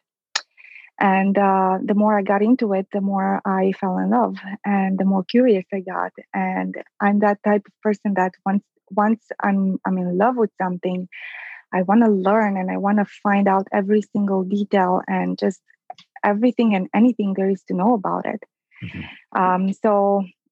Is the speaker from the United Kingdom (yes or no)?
no; Transylvania, Romania; moved away as an adult; also born or lived in Detroit, United States; now in Chicago, United States; I was born and raised in Transylvania